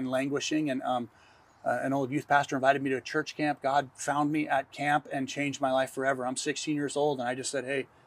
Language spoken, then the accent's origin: English; Carpinteria, California, United States; I grew up in Carpinteria, small town, classic, idyllic